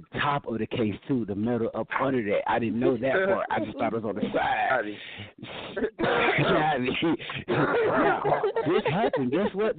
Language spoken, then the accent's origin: English; Georgia, United States; now in Denver, United States; I'm from Georgia. I'm from Georgia. That's where I did the dumb shit when I was young